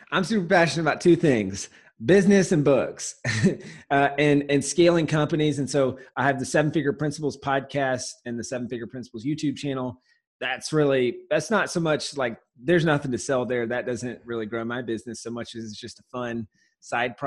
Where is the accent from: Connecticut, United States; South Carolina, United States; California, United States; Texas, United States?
South Carolina, United States; Walhalla; also born or lived in San Diego; now in Los Angeles, United States; I'm originally from Walhalla, South Carolina. It's a small town in the middle of nowhere